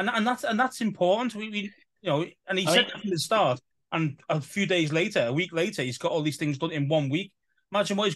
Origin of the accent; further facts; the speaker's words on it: England, United Kingdom; we're from an English side of things.